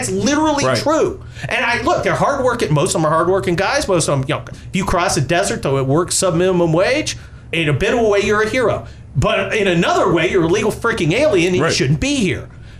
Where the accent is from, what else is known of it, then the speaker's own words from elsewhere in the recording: California, United States; And I was always harder on illegal aliens because I'm a Californian.